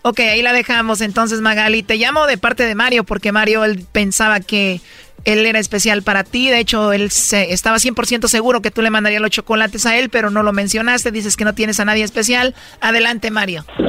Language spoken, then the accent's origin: Spanish; Jalisco, Mexico; yo soy de Jalisco.